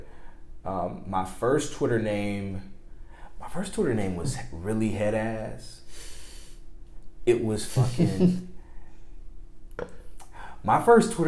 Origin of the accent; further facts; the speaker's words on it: Mobile, Alabama, United States; she is from Mobile. She's from my hometown